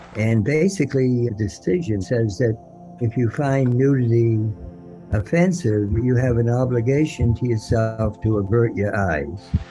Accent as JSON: {"language": "English", "town": "Boston", "region": "Massachusetts", "country": "United States", "tie": "born or raised there", "said": "a young kid growing up in Boston in the 30s"}